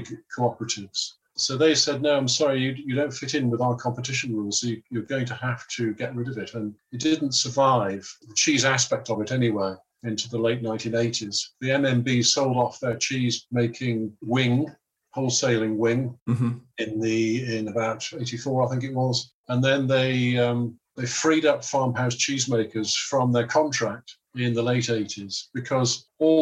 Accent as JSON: {"language": "English", "town": "Liverpool", "region": "North West England", "country": "United Kingdom", "tie": "born or raised there", "said": "I come from Liverpool, and we ate Cheshire and we ate Lancashire cheese"}